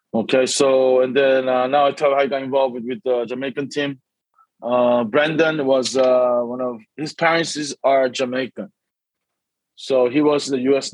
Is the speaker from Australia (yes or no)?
no; São Paulo, Brazil; moved away; also born or lived in Korea; when I was uh, first grade, right? So I was seven, eight years old. Uh, I moved to Brazil